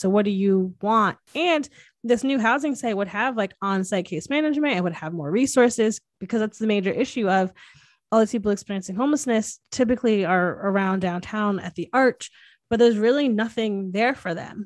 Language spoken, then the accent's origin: English; Hamden, Connecticut, United States; I grew up in Hamden